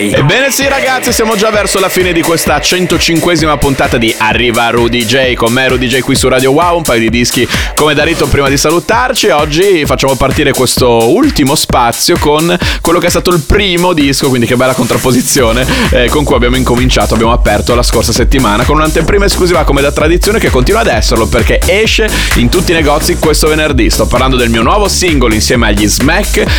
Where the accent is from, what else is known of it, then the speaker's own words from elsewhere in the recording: Bologna, Emilia-Romagna, Italy; sono bolognese